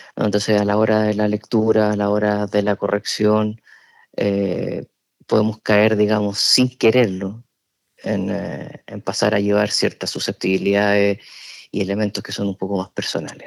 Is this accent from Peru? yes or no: no; Chile; moved away as an adult; now in San Sebastián, Spain; yo estudié periodismo en Chile, que es mi país de origen. Yo llegué cuando ya tenía 29 años acá